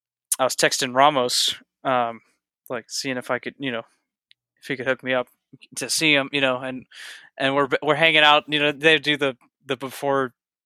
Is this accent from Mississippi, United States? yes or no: yes; Mississippi, United States; born there; also born or lived in Michigan; I lived in Michigan too. I was like, you know, I was born in Mississippi. So, you know.